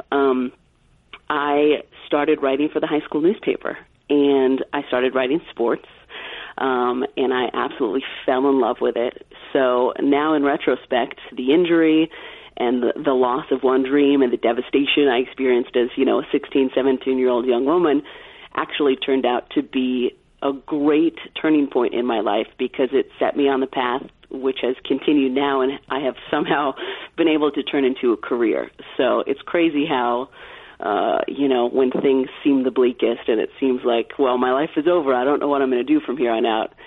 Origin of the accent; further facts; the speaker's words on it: California, United States; I grew up in California